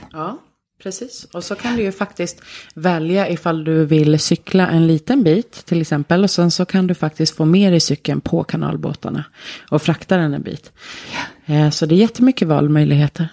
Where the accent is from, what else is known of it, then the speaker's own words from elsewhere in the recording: Sweden; also born or lived in Tromsø, Norway / Oslo, Norway; now in Norway; som ni har på dialekten så är ju inte jag från Telemark. Eh, jag kommer från Sverige